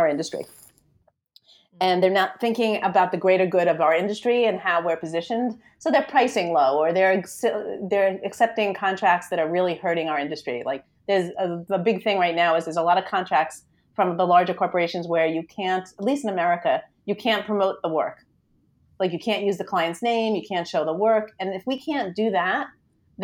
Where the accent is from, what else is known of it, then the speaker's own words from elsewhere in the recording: New York, United States; I'm from New York, if you can't hear from the lovely accent I have